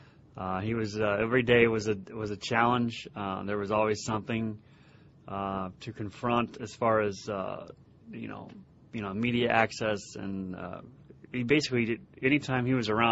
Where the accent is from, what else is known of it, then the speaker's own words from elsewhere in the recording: Elyria, Ohio, United States; growing up in Elyria, all my buddies, we used to go to like 20 to 30 games at the old place.